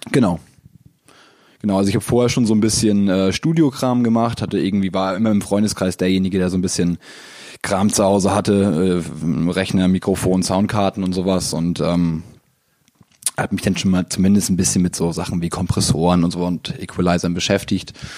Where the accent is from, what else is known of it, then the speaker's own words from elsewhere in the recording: Hamburg, Germany; Ich komme aus Hamburg